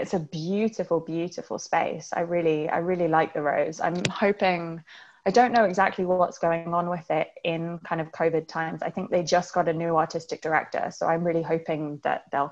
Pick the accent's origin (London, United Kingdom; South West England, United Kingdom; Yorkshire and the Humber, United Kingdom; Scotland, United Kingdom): London, United Kingdom; Kingston upon Thames; I grew up in a place called Kingston upon Thames, which is about 15 miles outside of central London